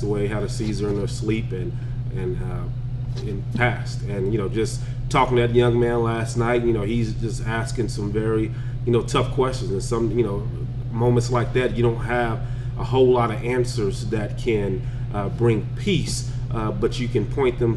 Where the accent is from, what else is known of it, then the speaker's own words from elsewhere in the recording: Lockhart, Texas, United States; moved away as an adult; also born or lived in Wichita Falls, Texas; I'm born in the big city of Lockhart, Texas